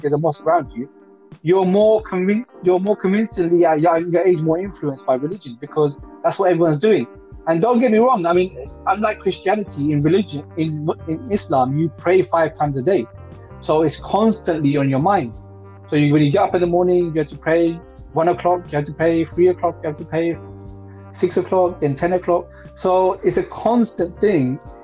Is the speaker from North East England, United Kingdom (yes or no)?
no; London, United Kingdom; I didn't grow up in Ilford. I grew up in Hackney